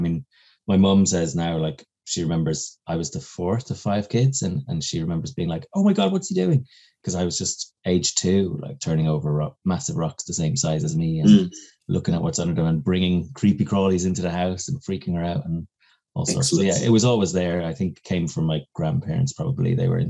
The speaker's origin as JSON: {"language": "English", "region": "County Kildare", "country": "Ireland", "tie": "born or raised there", "also_born_or_lived": "Kilkenny", "accent": "neutral Irish", "said": "But I was born in Kilkenny. Uh-huh. So both my parents are from there, which is like Midlands. And then we moved around quite a bit with dad's job. Grew up then from the age I was 12 in County Kildare, kind of Dublin border."}